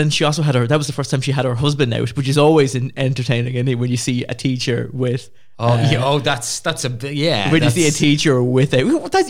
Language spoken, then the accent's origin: English; Ireland; we are Irish